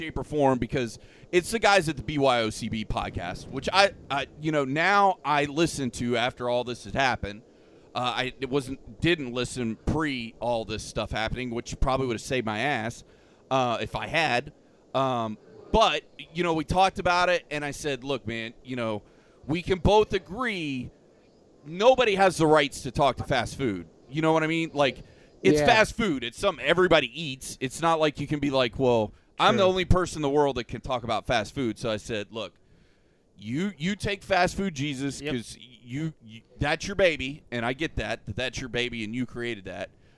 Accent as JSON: {"language": "English", "area": "Polk County", "region": "Florida", "country": "United States", "tie": "born or raised there", "said": "I've been born and raised in Polk County my whole life"}